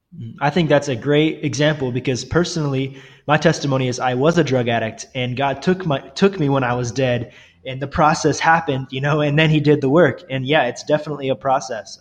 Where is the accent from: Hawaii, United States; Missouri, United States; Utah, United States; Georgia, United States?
Missouri, United States; Northwest; I grew up in Northwest Missouri